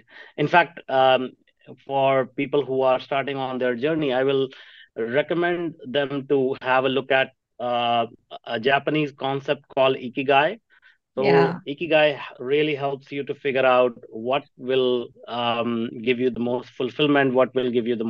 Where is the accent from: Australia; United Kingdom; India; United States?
India; Jalandhar, Punjab; I grew up in Punjab in a small town called Jalandhar.